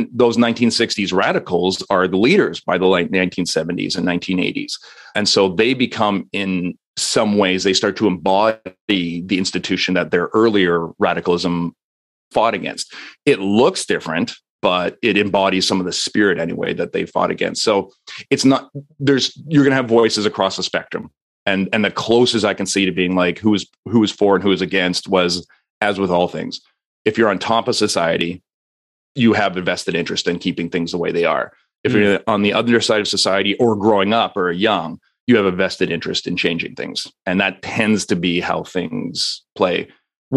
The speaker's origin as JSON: {"language": "English", "country": "Canada", "said": "As a Canadian"}